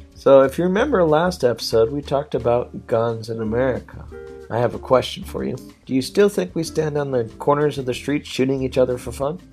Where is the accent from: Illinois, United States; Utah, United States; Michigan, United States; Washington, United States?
Washington, United States; I'm a Washington resident, I'm an American citizen